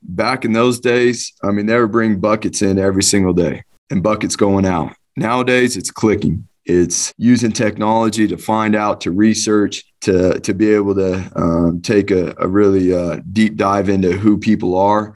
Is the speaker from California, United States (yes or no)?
yes; Southern California, United States; moved away as an adult; now in Boise, United States; growing up in Southern California